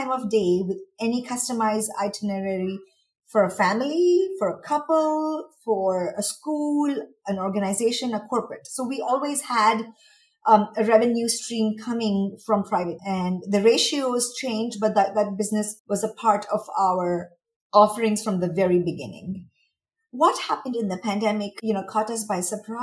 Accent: India; moved away as an adult; also born or lived in Mumbai / Washington, D.C. / United States; now in Dubai, United Arab Emirates; And I am from India. I was born and raised there, but I was educated in the US.

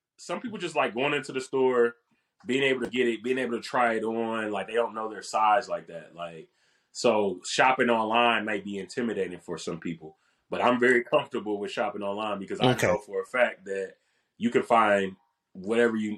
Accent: Dayton, Ohio, United States; moved away; I'm going back home. I'm from Dayton, Ohio. I went back home.

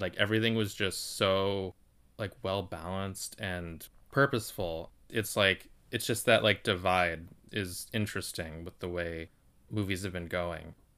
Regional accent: United States; I'm just speaking from an American perspective

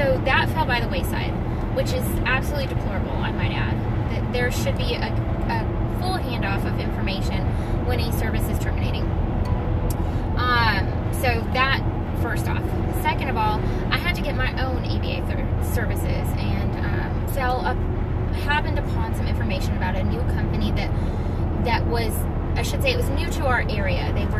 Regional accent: West Coast, United States; I come from the West Coast, and I know, I lived in San Diego.

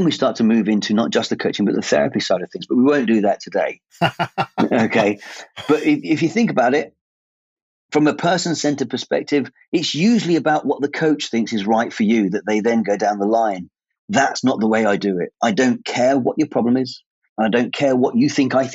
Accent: England, United Kingdom; At my age, being English and not knowing really what the English culture is all about

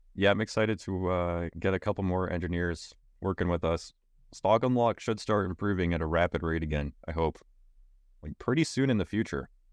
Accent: Canada; I am a Canadian

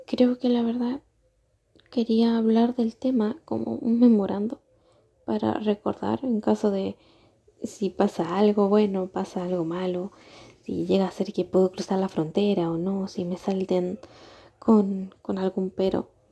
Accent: Argentina; moved away as an adult; now in Chile; Llevo cuatro años en Chile yo soy argentina

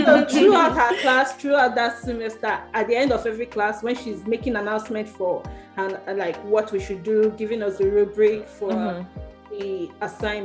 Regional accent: Nigeria; moved away as an adult; now in Canada; I'm just coming from Nigeria.

